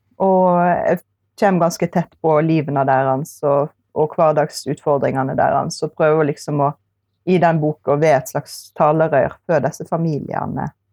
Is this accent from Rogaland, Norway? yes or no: no; Eksingedalen, Vestland, Norway; jeg er fra Eksingedalen, som er den fineste plassen i verden